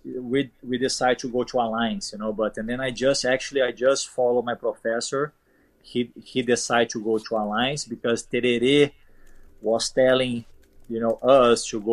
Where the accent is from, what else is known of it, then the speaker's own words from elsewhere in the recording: Brazil; English is a second language; moved away as an adult; my hometown is very far away from São Paulo